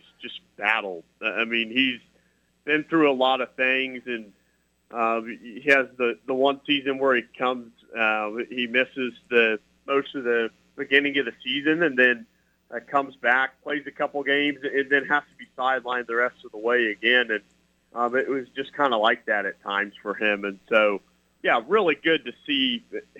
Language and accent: English; Kansas, United States; Josh and I grew up in Kansas